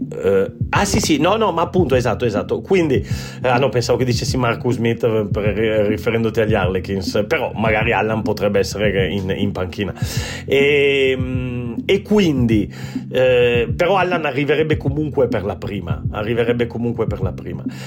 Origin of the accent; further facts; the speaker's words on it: Treviso, Veneto, Italy; also born or lived in Turin; sono torinese di, di, di, famiglia, però cresciuto a Treviso